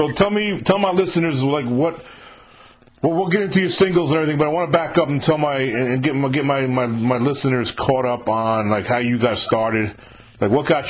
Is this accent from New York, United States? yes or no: yes; 30 minutes north of New York City, United States; I'm actually from New York too. I'm not from New York City. I'm from like 30 minutes north of New York City. I grew up there.